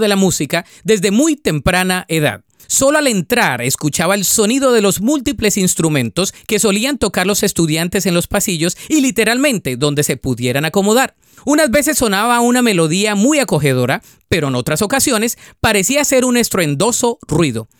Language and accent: Spanish; Ibagué, Tolima, Colombia; mis padres me llevaron al Conservatorio Musical en mi ciudad natal, y Ibagué, Colombia